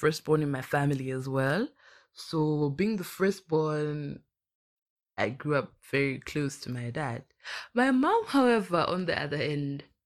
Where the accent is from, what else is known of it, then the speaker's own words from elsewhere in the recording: Blantyre, Southern Region, Malawi; I'm from Blantyre, Malawi